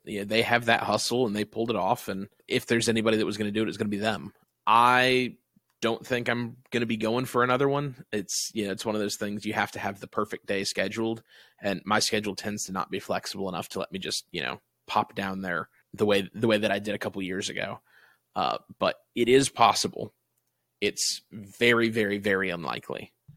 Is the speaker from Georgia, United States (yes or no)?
yes; Atlanta, Georgia, United States; I'm from Atlanta